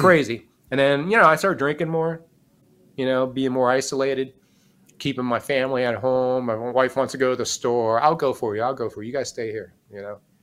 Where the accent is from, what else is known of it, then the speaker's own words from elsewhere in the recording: Miami, Florida, United States; I grew up in Miami, son of a cop